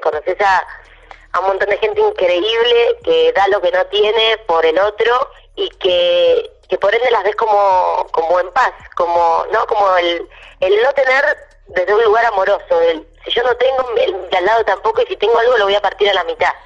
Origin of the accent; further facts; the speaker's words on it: Argentina; soy la única argentina de toda la serie